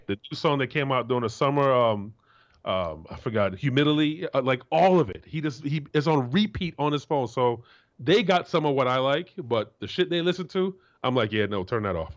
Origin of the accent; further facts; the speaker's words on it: Florida, United States; moved away; I'm from Florida